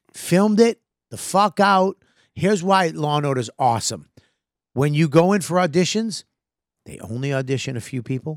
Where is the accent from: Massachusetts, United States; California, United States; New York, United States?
Massachusetts, United States; Boston; accent: Boston; my Boston accent